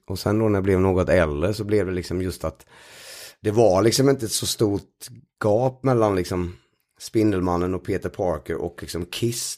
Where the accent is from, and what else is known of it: Sweden; born or raised there; moved away as an adult; now in Stockholm, Sweden